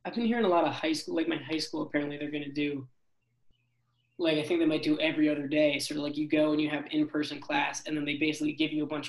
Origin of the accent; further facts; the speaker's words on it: Cambridge, Massachusetts, United States; Cambridge, Mass.